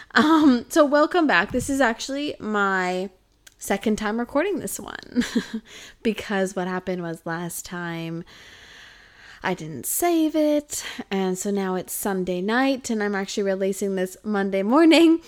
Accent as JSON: {"language": "English", "town": "Kelowna", "region": "British Columbia", "country": "Canada", "tie": "born or raised there", "moved": "yes", "lives_now": "Australia", "said": "in my hometown called, uh, in Kelowna"}